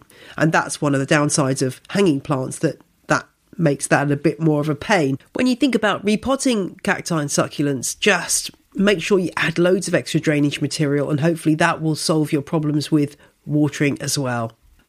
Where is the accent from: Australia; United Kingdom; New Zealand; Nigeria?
United Kingdom; I find as a British plant person that it's kind of interesting being part of this global community